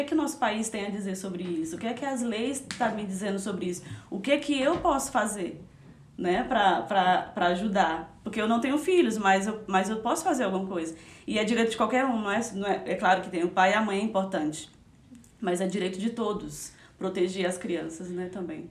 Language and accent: Portuguese; Fortaleza, Ceará, Brazil; moved away as an adult; now in Curitiba, Brazil; Eu sou de Fortaleza, Ceará mas eu já moro aqui em Curitiba já faz 15 anos